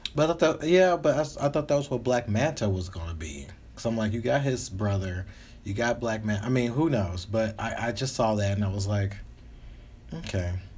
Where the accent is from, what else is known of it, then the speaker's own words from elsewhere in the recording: the South, United States; now in Los Angeles, United States; I'm from the South, but I'm